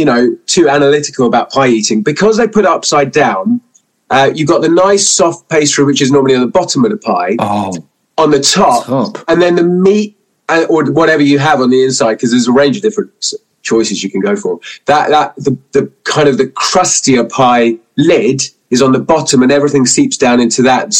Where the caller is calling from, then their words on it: near Oxford, South East England, United Kingdom; I'm calling from a little place called Cheveley. We have a service station just south of Oxford.